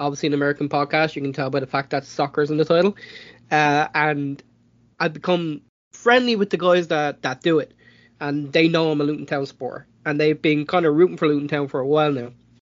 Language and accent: English; Ireland; as an Irishman